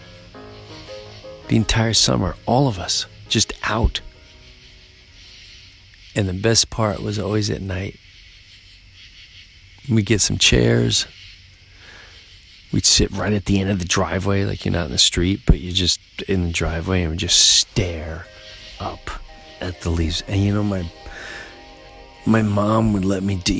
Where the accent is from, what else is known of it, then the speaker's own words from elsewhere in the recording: Long Island, New York, United States; I grew up in Long Island